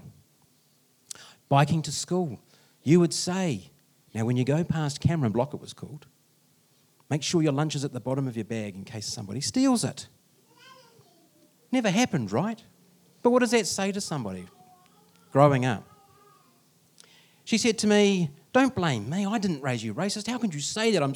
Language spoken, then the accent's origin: English; Masterton, Wellington, New Zealand; I was raised in Masterton.